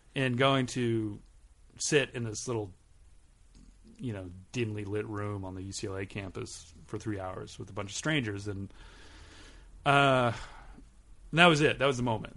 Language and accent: English; Southern California, United States; also born or lived in Long Beach / Westchester, Los Angeles / Berkeley; now in Los Angeles, United States; I grew up in Southern California